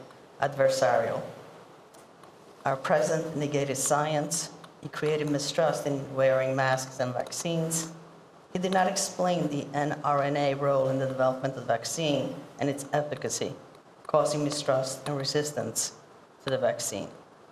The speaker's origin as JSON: {"language": "English", "country": "Italy", "lives_now": "New York, United States", "said": "in Italy, I'm from Italy."}